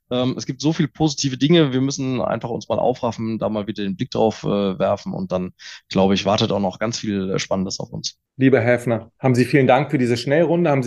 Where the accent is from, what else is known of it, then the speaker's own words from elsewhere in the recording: Mainz, Rhineland-Palatinate, Germany; als, als Mainzer hier aus dem guten Rheinhessen den Wein einfach doch zu sehr.